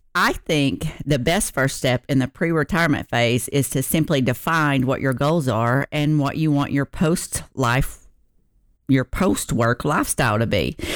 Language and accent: English; the South, United States; I'm from the South